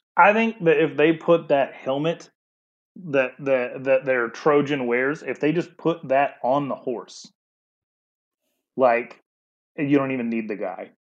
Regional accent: Wyoming, United States; now in Arizona, United States; I'm from Wyoming.

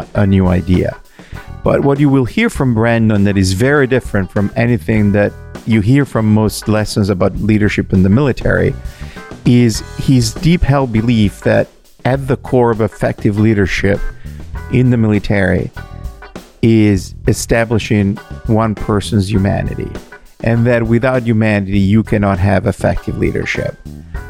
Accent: Italy; moved away; my home country

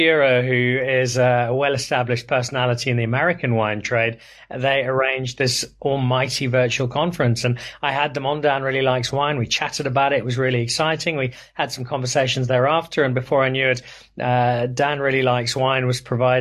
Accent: Zimbabwe; moved away as an adult; also born or lived in Belfast, Northern Ireland / Cape Town, South Africa; now in South Africa; I was born in Belfast. I grew up in Zimbabwe.

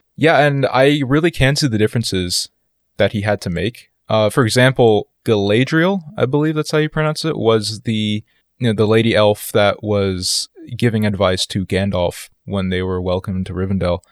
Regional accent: East Coast of the United States, United States; I grew up a lot on the East Coast of the United States, so the suburbs are where I spend most of my days

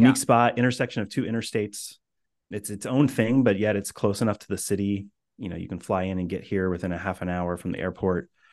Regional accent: Indiana, United States; moved away as an adult; also born or lived in Boston area; now in Boston, United States; I grew up in Indiana

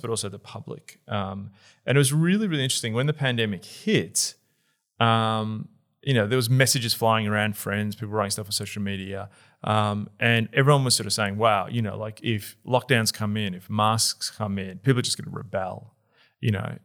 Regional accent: Australia; also born or lived in Melbourne; as an Australian who lives in Melbourne

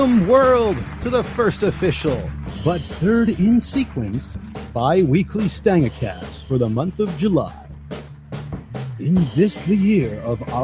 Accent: Canada; I am Canadian, and we've just celebrated our national holiday yesterday, Canada Day

